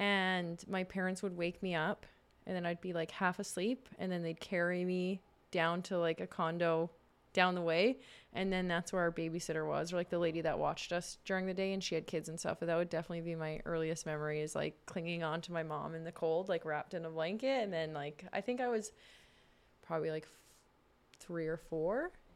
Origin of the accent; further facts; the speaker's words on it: Saskatchewan, Canada; moved away; also born or lived in Warman / British Columbia; I grew up in Saskatchewan